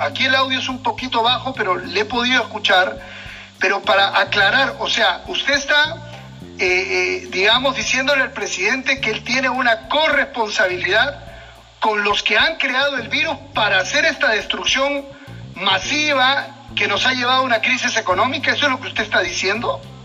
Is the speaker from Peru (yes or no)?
yes; Peru; nosotros como peruanos